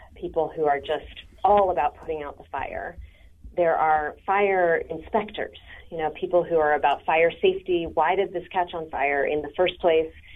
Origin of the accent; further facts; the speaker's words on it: San Francisco, California, United States; I'm actually from San Francisco